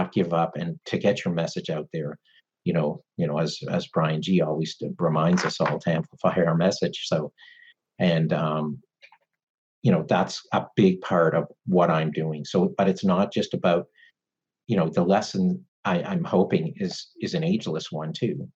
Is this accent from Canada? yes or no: yes; Canada; I'm Canadian